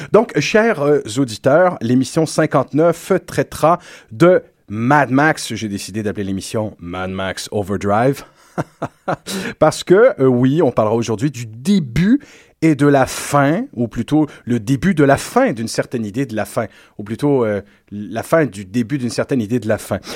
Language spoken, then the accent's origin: French; Quebec, Canada; chez nous, en Terre Québec